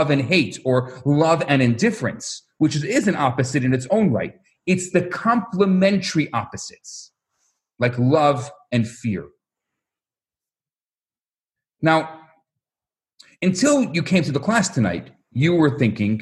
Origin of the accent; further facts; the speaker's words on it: Chicago, Illinois, United States; I come from Chicago